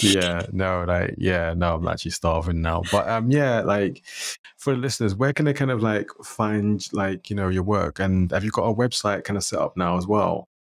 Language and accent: English; London, United Kingdom; I grew up in London